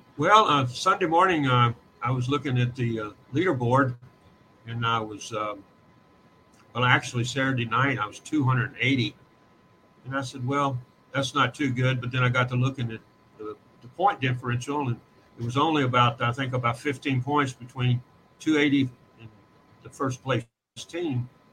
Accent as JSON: {"language": "English", "region": "Kentucky", "country": "United States", "said": "I'm from Kentucky"}